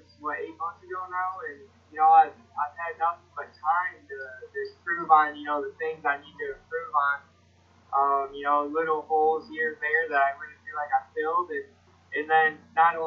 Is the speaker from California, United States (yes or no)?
no; Illinois, United States; I'm from Illinois